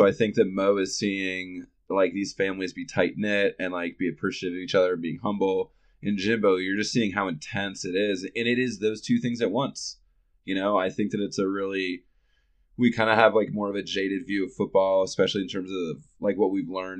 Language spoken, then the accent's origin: English; the South, United States; I grew up in the South